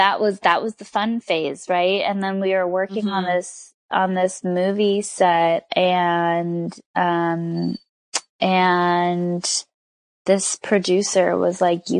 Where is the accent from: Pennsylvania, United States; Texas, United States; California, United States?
California, United States; Southern; I grew up in Southern California. So I'm a Southern California native, born and raised.